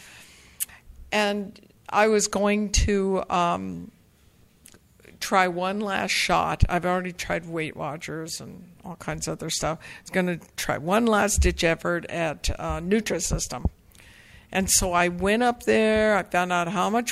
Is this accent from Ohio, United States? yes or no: no; the Bay Area, California, United States; I grew up here in the Bay Area, and I lived in the same house for 17 years